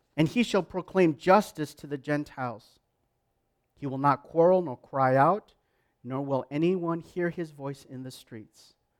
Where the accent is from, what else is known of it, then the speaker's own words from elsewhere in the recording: Canada; I'm proud as a Canadian